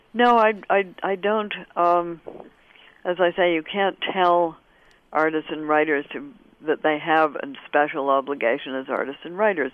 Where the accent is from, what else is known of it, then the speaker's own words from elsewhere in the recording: Canada; I'm Canadian of a certain generation, and we had it in school